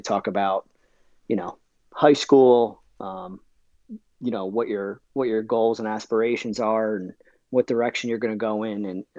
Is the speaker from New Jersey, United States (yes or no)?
yes; New Jersey, United States; now in Scituate, United States; So, originally I'm from New Jersey, but I do live south of Boston now. I'm in Scituate, Massachusetts